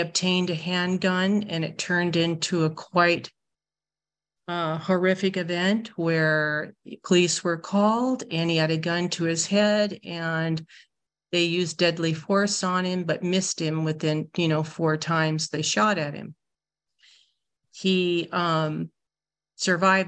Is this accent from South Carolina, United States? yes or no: no; Iowa, United States; also born or lived in Orange County, California; now in California, United States; I live in Orange County, but I got a lot of my common sense by growing up in the state of Iowa.